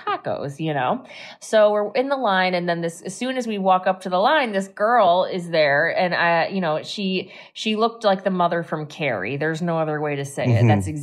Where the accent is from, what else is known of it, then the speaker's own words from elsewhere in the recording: Massachusetts, United States; moved away as an adult; I'm from Massachusetts